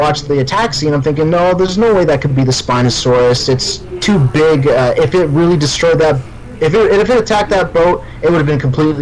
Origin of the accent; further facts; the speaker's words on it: Windsor, Ontario, Canada; I'm from Windsor, Ontario, Canada